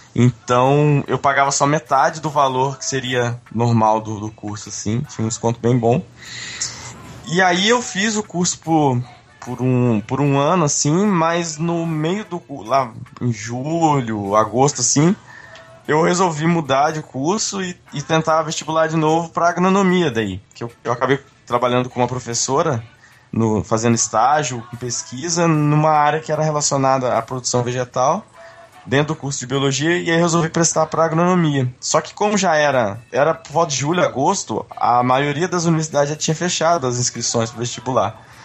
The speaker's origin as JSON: {"language": "Portuguese", "region": "Minas Gerais", "country": "Brazil", "said": "Eu sou de Minas, né, naturalmente"}